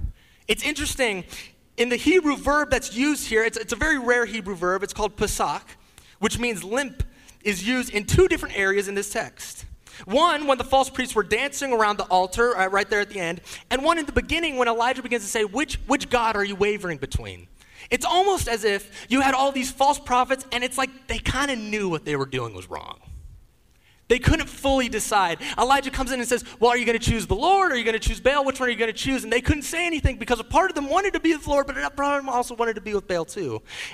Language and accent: English; Leidschendam, South Holland, Netherlands; born there; also born or lived in Wales; So I grew up overseas. I was born in Leidschendam in the Netherlands in Europe. But there was a brief period of time between the ages of 10 and 13 years old where my family lived in the United Kingdom.